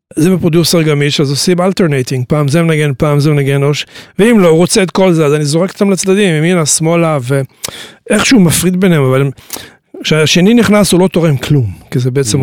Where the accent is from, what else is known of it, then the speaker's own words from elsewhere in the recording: Tiberias, Northern District, Israel; also born or lived in New York, United States; אני נולדתי בטבריה.